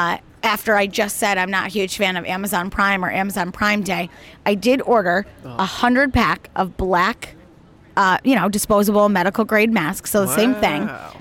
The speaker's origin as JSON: {"language": "English", "country": "United Kingdom", "accent": "British", "said": "French with my British accent, won't you?"}